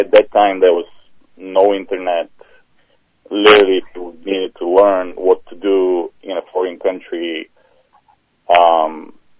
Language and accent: English; Bulgaria; moved away as an adult; now in United States; Originally born in Bulgaria, finished high school there, and then I decided to come over to the States and finish college